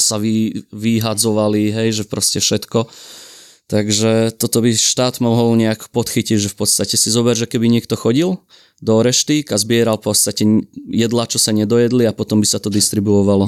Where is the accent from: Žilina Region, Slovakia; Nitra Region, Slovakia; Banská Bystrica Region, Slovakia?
Nitra Region, Slovakia; Šahy; sme už v Šahách v mojom rodnom meste